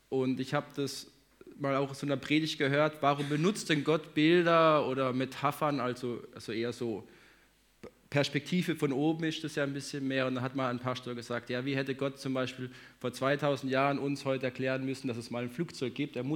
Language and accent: German; Hagen, North Rhine-Westphalia, Germany; Für alle, die mich jetzt noch nicht gesehen haben, hier, ähm, ich komme aus Hagen, wohne da mit meiner Frau, zwei Kindern.